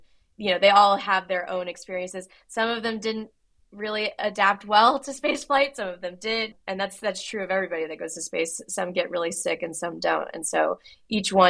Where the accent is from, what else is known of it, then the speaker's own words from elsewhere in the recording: Houston, Texas, United States; I grew up in Houston outside NASA's Johnson Space Center